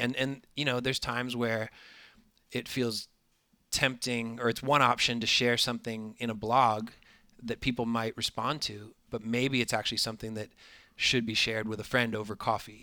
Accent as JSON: {"language": "English", "region": "Florida", "country": "United States", "said": "I am from Florida"}